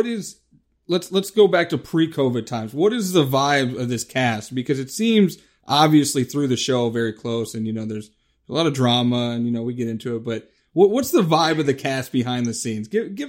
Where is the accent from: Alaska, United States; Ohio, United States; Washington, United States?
Ohio, United States; Cleveland; I'm from Cleveland, so we're both Ohio guys.